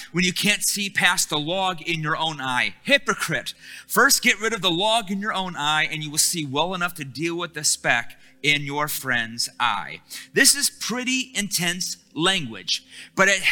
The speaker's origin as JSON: {"language": "English", "town": "Detroit", "region": "Michigan", "country": "United States", "said": "I'm from Detroit"}